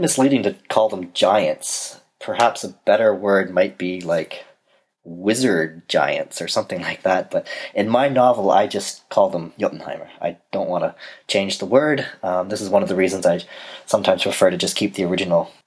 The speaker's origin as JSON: {"language": "English", "region": "Ontario", "country": "Canada", "said": "I come from Ontario, Canada"}